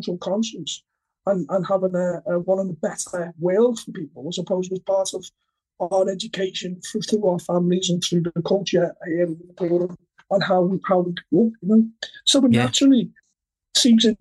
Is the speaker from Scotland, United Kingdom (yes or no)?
no; Liverpool, North West England, United Kingdom; our families and our lives growing up in Liverpool in the 80s